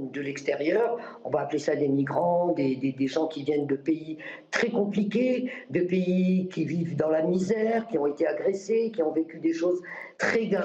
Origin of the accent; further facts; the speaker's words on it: Morocco; moved away as an adult; now in France; je suis né moi-même au Maroc et j'ai vécu le tiers-monde déjà et je suis revenu en France à l'âge de 18 ans